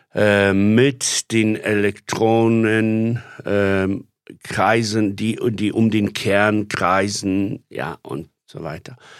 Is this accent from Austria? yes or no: no; Poland; now in Germany; ich Pole bin